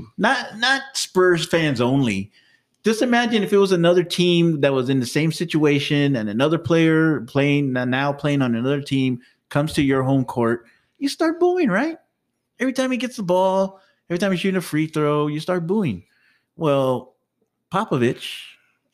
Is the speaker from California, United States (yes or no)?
no; San Antonio, Texas, United States; we are from San Antonio